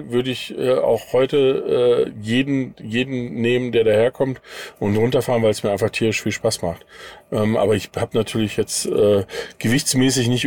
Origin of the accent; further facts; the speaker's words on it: North Rhine-Westphalia, Germany; ich komme aus dem Sauerland, aber mein Vater war Berufssoldat und ich bin mein Leben lang durch die Weltgeschichte gezogen.